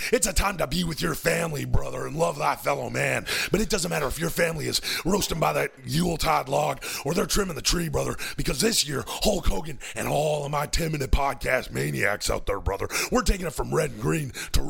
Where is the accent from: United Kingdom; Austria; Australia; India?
Austria; Yeah, so I'm from Austria.